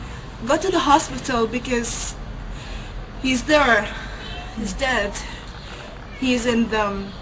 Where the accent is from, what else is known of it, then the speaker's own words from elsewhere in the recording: Gaza, Gaza Strip, Palestine; I'm Palestinian from Gaza